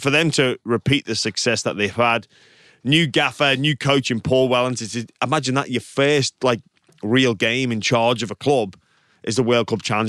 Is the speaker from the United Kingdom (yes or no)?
yes; England, United Kingdom; now in Australia; as an English person